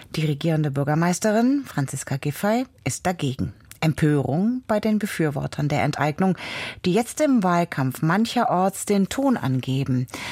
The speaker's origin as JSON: {"language": "German", "region": "eastern Germany", "country": "Germany", "tie": "born or raised there", "lives_now": "Berlin, Germany", "said": "Ich bin im Osten des Landes geboren, in einem anderen Land"}